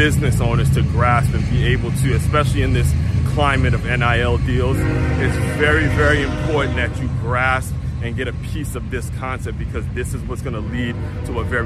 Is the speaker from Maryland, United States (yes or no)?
yes; Maryland, United States; I grew up in Maryland